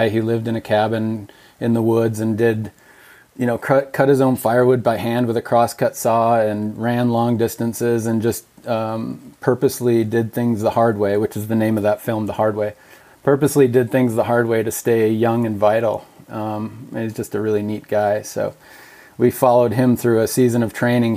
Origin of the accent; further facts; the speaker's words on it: Minnesota, United States; now in Montana, United States; I grew up in Minnesota, the son of a very avid hunter